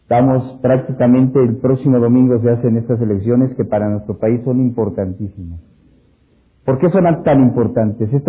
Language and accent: Spanish; Mexico; Eso para nosotros y ustedes como mexicanos también, pues lo vivimos y fue algo importantísimo.